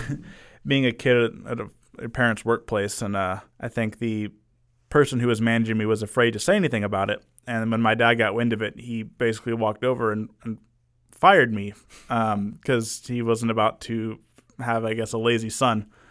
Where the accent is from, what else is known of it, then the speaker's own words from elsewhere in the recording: Arlington, United States; been in Arlington all my life, went away for college for about two years